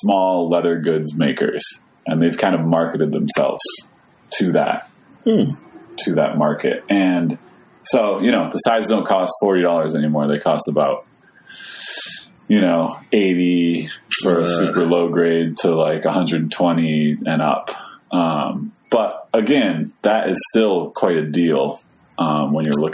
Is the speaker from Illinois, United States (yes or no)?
no; Skowhegan, Maine, United States; I grew up in Skowhegan, Maine